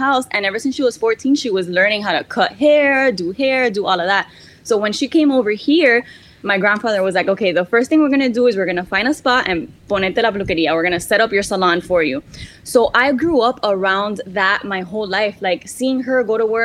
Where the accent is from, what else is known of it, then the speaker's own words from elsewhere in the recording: Miami, Florida, United States; also born or lived in San Francisco; I was born and raised in Miami